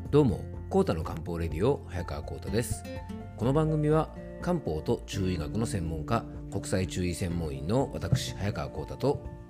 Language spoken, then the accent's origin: Japanese; Yamanashi, Japan; 僕の地元のね、ラジオ局 YBS ラジオという放送局